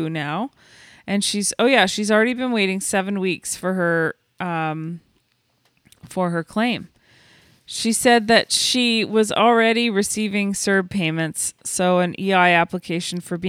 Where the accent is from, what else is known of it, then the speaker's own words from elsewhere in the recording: Canada; I'm Canadian